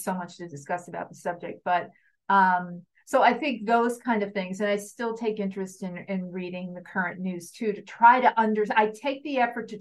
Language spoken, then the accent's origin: English; New York area, United States; growing up in the New York area